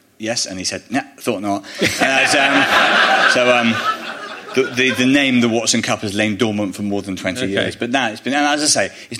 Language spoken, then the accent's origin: English; Bristol, South West England, United Kingdom; my mum's Welsh, I've heard Welsh accents a lot, I grew up in Bristol